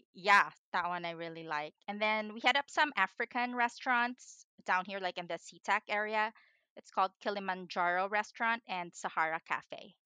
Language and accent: English; Philippines; moved away; I grew up in the Philippines